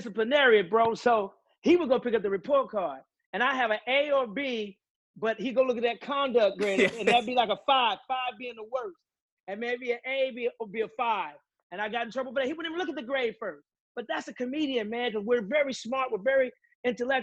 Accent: St. Louis, Missouri, United States; moved away as an adult; also born or lived in Northern California / New York / Los Angeles; But we claimed St. Louis

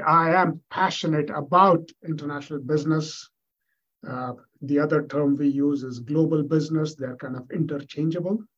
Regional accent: India; moved away; I was born and brought up in India

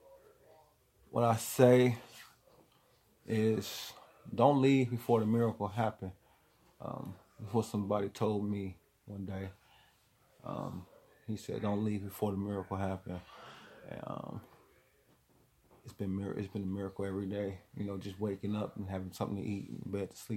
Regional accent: Wilmington, Ohio, United States; I'm from Wilmington, Ohio

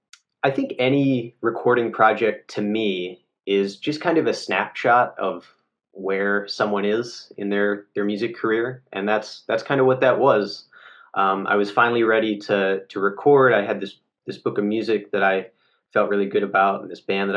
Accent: outside of Detroit, Michigan, United States; moved away as an adult; also born or lived in Kalamazoo, Michigan / Philadelphia, Pennsylvania; now in Chicago, United States; I grew up outside of Detroit

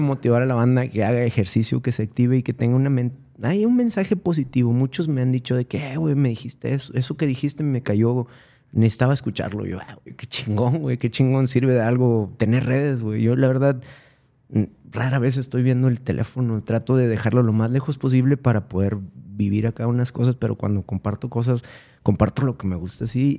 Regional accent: San Nicolás de los Garza, Nuevo León, Mexico; also born or lived in Monterrey; Yo, pues, soy de aquí, de Monterrey, crecí en San Nicolás

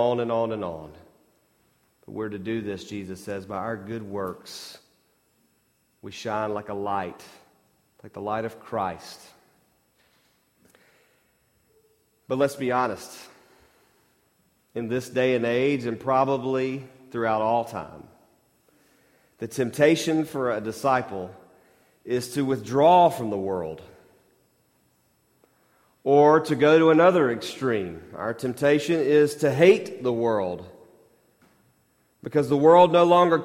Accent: Mississippi, United States

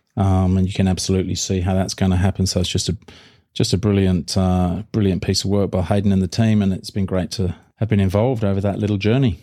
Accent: United Kingdom; now in Australia; being the Brit that I am

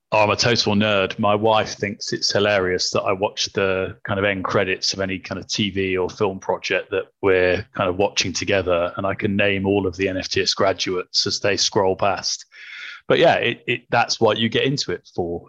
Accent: Coventry, West Midlands, United Kingdom; I was born in Coventry

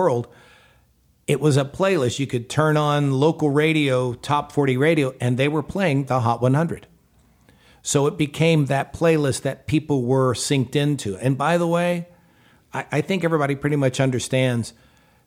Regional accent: Houston, Texas, United States; I was in the house I grew up in down in Houston

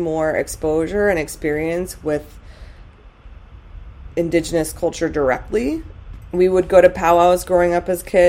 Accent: New Mexico, United States; So growing up in New Mexico, you and I went to some powwows with mom and dad and would go and be in Santa Fe and connect with some of the native peoples there.

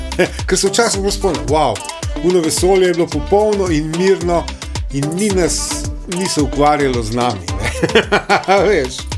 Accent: Slovenia

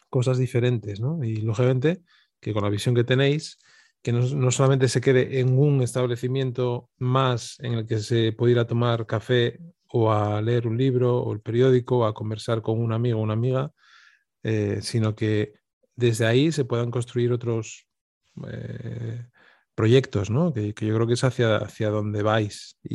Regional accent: Avilés, Asturias, Spain; also born or lived in Oviedo; pero de Avilés, donde, de donde soy

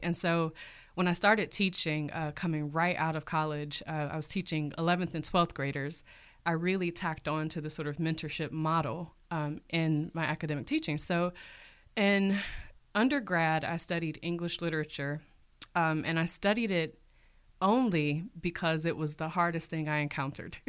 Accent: Cleveland, Ohio, United States; was born and raised in Cleveland, Ohio

